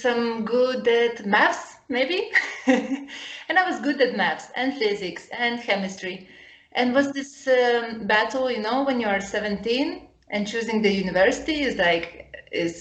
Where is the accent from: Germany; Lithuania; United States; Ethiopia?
Lithuania; now in Porto, Portugal; So I grew up in Lithuania. And I grew up in the middle of nowhere, in nature.